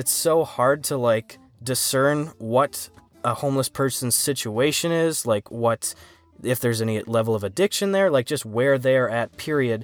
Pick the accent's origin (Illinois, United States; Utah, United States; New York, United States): New York, United States; accent: New York; my big New York accent